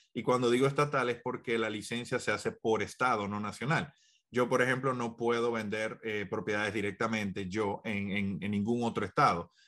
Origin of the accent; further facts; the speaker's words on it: Dominican Republic; now in United States; yo soy dominicano